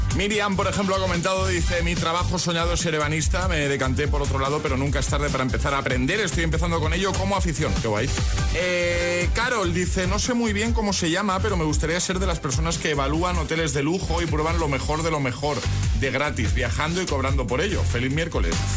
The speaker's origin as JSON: {"language": "Spanish", "town": "Málaga", "region": "Andalusia", "country": "Spain", "moved": "yes", "lives_now": "Aranjuez, Spain", "said": "de Málaga, aunque estoy ahora fincado en Aranjuez"}